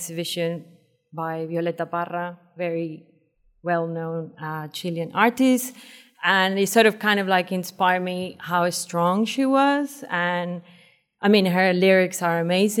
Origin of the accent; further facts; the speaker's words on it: Venezuela; moved away as an adult; also born or lived in Brighton, United Kingdom / Wales, United Kingdom; now in Hong Kong; I'm from Venezuela, and I moved to UK 15 years ago, in 2004